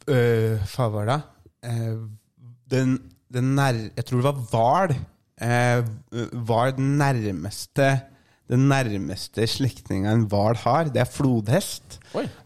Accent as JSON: {"language": "Norwegian", "town": "Mjøndalen", "region": "Buskerud", "country": "Norway", "said": "Det er der vi kommer fra. Mjøndalen, Hoksrud!"}